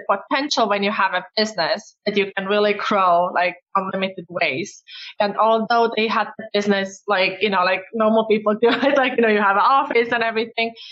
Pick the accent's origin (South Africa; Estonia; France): Estonia; English is a second language; Well, I was actually born in Soviet Union and we got the independence back in Estonia when I was seven years old.